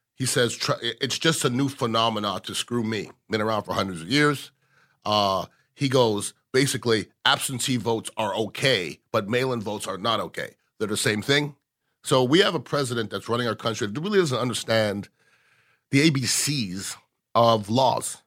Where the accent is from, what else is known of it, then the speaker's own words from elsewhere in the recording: Canada; now in United States; I was born in Canada, but I'm as American as you